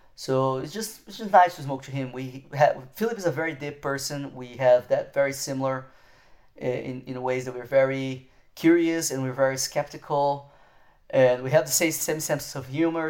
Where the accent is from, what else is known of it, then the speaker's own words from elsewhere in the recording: Brazil; moved away; I am from Brazil